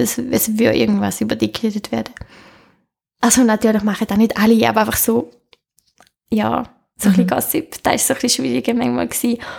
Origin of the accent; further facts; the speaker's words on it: Netherlands; Schön, das ist mein Heimatland.